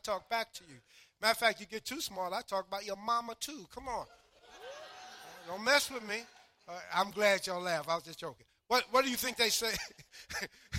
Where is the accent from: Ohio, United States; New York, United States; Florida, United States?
New York, United States; New York City; I grew up in Harlem, New York